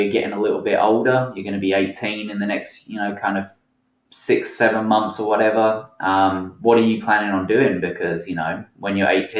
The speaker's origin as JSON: {"language": "English", "area": "Essex", "region": "East of England", "country": "United Kingdom", "tie": "born or raised there", "also_born_or_lived": "Portsmouth / Helensburgh, Scotland / Pacific Northwest, United States", "moved": "as an adult", "lives_now": "Washington, United States", "said": "I grew up in Essex. I spent a lot of my kind of like teen life in Essex"}